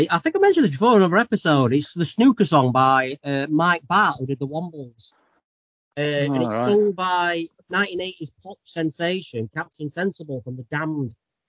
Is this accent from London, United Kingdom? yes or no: no; Sheffield, Yorkshire and the Humber, United Kingdom; No, we're from Sheffield.